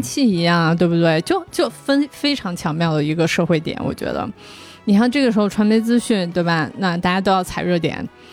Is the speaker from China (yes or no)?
yes; southern China, China; 我从小因为我在南方长大